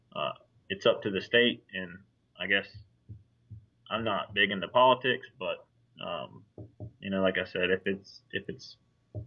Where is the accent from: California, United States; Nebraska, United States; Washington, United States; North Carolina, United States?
North Carolina, United States; Southport; also born or lived in Wilmington, North Carolina / Oak Island, North Carolina; being born and raised in Southport